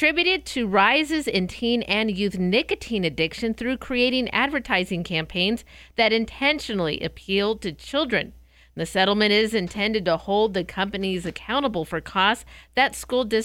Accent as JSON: {"language": "English", "town": "Escondido", "region": "California", "country": "United States", "tie": "born or raised there", "moved": "yes", "said": "growing up in Southern California in the Escondido area"}